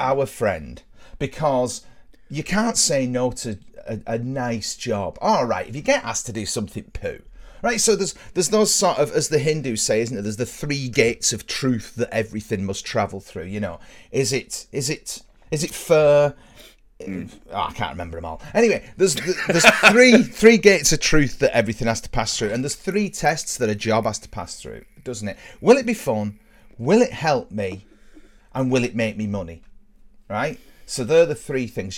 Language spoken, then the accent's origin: English; near Burtonwood, North West England, United Kingdom; where I grew up, Burton Wood was sort of, you know, a big deal